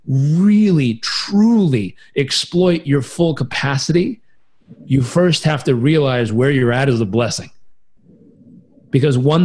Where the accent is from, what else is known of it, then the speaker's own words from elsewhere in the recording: Southern California, United States; I grew up in Southern California